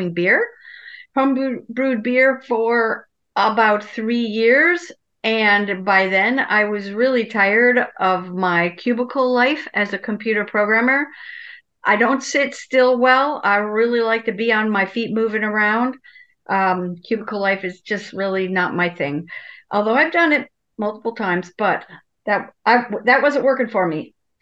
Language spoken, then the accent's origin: English; Wisconsin, United States; I come from a German-American family, and I was raised in Wisconsin